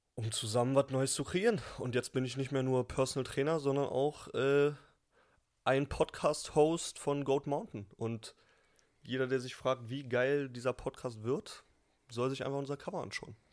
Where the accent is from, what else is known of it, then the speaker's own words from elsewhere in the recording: Berlin, Germany; Ey, ich bin Berliner